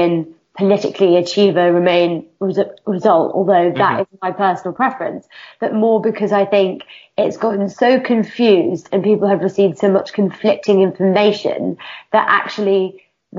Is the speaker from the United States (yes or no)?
no; United Kingdom; I'm a woman, I'm a British Pakistani